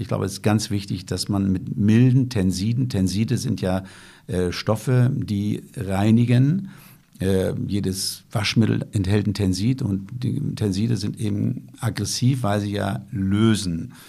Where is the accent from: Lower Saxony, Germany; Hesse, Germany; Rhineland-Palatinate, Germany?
Lower Saxony, Germany; Lüneburg Heath; Ich komme ja aus der Lüneburger Heide